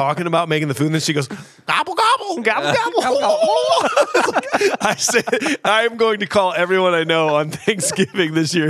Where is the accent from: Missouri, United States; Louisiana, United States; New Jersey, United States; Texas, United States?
Missouri, United States; St. Louis; I grew up in St. Louis.